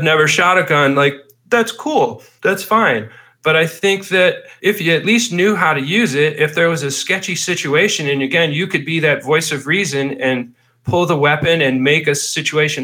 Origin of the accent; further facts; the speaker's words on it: Albuquerque, New Mexico, United States; also born or lived in Brockport, New York; I grew up in Albuquerque too